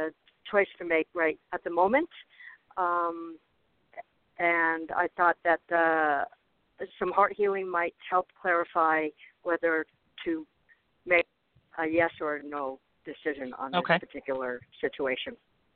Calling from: Arizona, United States; I'm calling from Arizona.

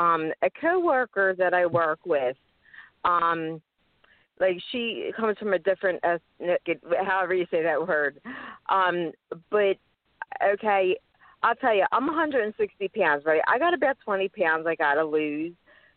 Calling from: Philadelphia, Pennsylvania, United States; Hi, and I'm calling from Philadelphia, Pennsylvania.

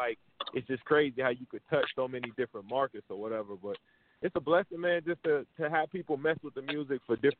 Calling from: Dallas, Texas, United States; Yeah, man, I'm tuned in from Dallas, Texas, man.

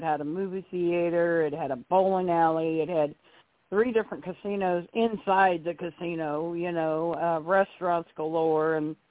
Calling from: Arkansas, United States; I'm calling from Arkansas, Icon. I'm not in the building.

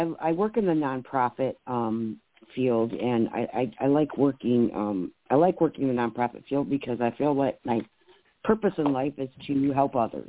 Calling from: Michigan, United States; I'm calling from Michigan.

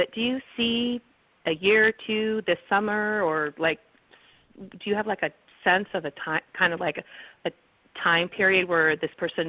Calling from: California, United States; I'm calling from California

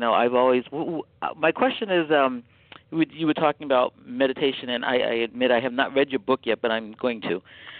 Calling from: Bethesda, Maryland, United States; I'm calling from Bethesda, Maryland.

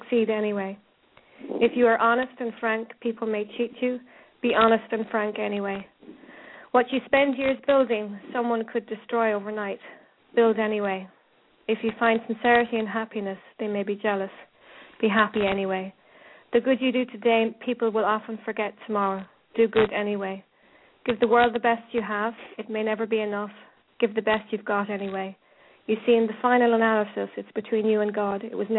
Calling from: Ireland; I'm ringing in from Ireland here

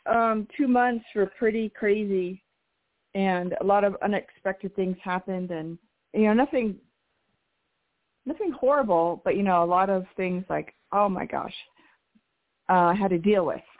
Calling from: New Mexico, United States; Hi this is … in New Mexico.

